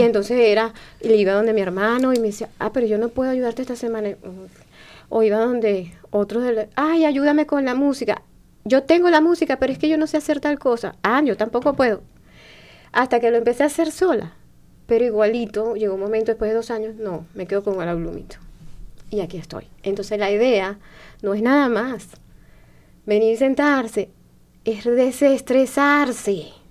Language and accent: Spanish; Venezuela; moved away as an adult; now in Bloomington, United States; yo digo, de Venezuela